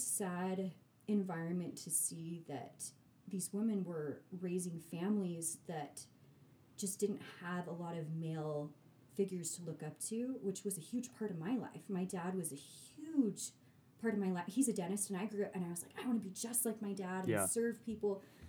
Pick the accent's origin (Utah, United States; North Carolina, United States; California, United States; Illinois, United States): Utah, United States; Sandy; I'm naive. I'm from Sandy, Utah.